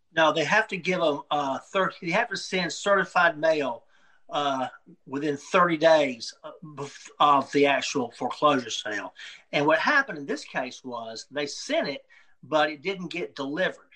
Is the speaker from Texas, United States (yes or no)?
no; Atlanta, Georgia, United States; I grew up in Atlanta.